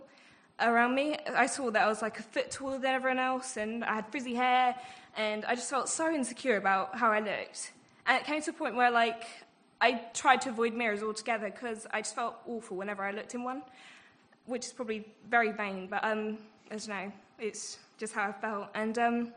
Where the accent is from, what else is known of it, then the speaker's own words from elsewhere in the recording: United Kingdom; I'm just a British girl